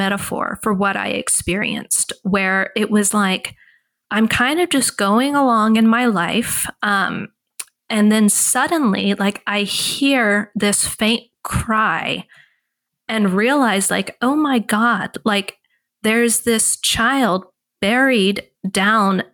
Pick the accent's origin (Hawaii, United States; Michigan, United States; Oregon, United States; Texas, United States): Texas, United States; I grew up in Texas